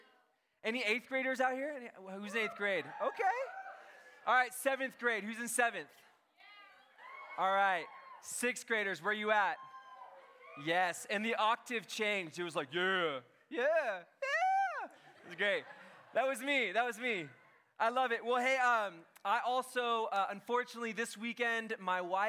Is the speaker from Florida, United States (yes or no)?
no; Encinitas, California, United States; I am from Encinitas